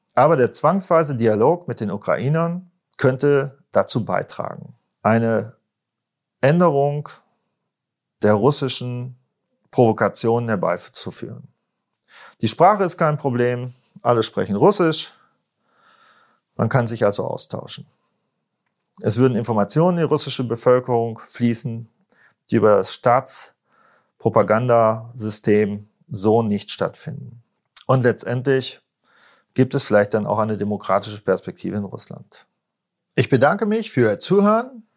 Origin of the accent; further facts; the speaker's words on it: Germany; als Deutsche